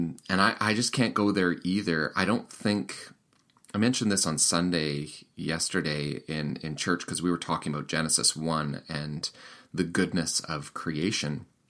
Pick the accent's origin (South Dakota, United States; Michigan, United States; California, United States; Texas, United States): South Dakota, United States; Sioux Falls; that's kind of a fun part of the interview where we talk about my hometown. And Sioux Falls is not too far from Winnipeg, actually, if you know this part of the world.